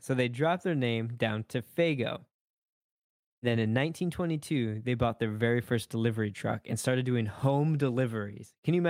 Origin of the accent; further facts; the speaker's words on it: Michigan, United States; I'm from Michigan.